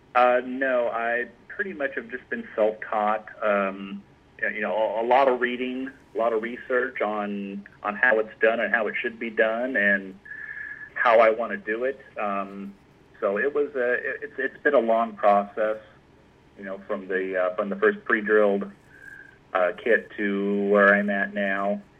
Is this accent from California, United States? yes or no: yes; Anaheim, California, United States; I was born and raised in Anaheim, California